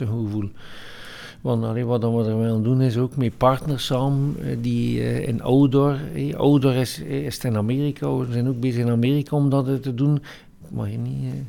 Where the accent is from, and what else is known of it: West Flanders, Belgium